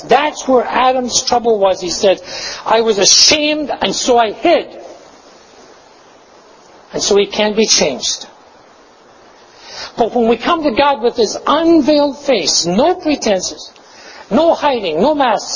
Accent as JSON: {"language": "English", "town": "Glasgow", "region": "Scotland", "country": "United Kingdom", "tie": "born or raised there", "said": "I grew up in Glasgow"}